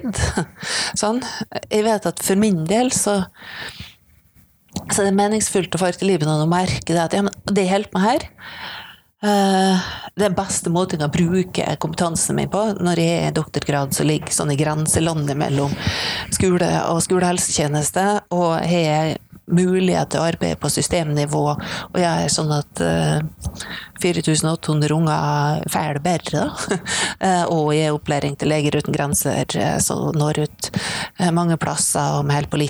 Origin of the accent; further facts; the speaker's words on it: Misund, Norway; Altså, det var noen i hjemkommunen min, da, eh, i Misund, eh, som tok kontakt og lurte på om de kunne hjelpe til.